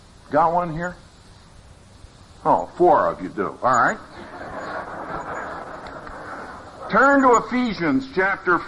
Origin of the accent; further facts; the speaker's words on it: Philadelphia, Pennsylvania, United States; moved away; also born or lived in Texas; I'm from Philadelphia, as is Gene. So when I first went to Texas, that was quite an education.